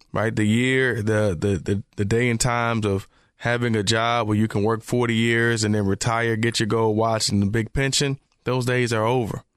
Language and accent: English; Memphis, Tennessee, United States; now in Charlotte, United States; growing up in Memphis, too